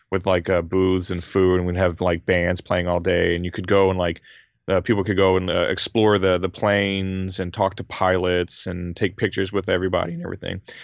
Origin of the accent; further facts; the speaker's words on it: Louisiana, United States; moved away as an adult; now in Japan; I grew up in Louisiana. I grew up on, like, Southern cooking and, uh, Cajun food in particular.